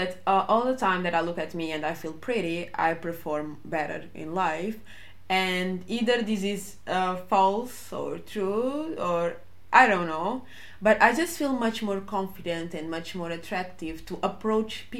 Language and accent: English; Portugal; I was growing up in Portugal